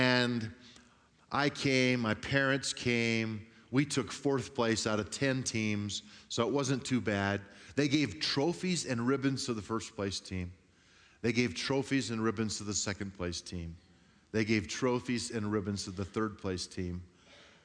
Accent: Grand Junction, Colorado, United States; I grew up on the West Slope in a little town called Grand Junction

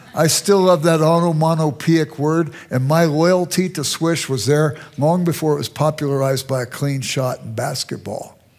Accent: Los Angeles, California, United States; moved away as an adult; also born or lived in Chicago suburbs, Illinois; now in Chicago, United States; I grew up in South Central Los Angeles

